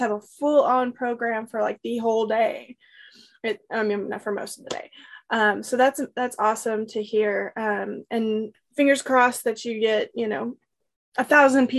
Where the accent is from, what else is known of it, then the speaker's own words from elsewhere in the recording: Comfort, Texas, United States; I grew up in Kendall County, Comfort in particular